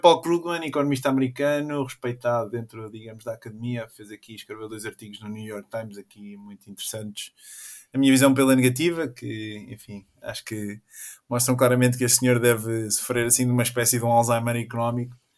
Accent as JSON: {"language": "Portuguese", "region": "Oeste", "country": "Portugal", "said": "sou da Zona Oeste"}